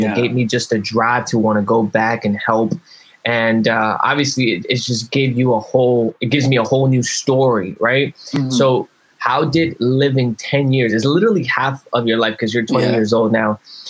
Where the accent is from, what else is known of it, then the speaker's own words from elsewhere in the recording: Nicaragua; moved away; also born or lived in New York; I grew up in Nicaragua for 8 years.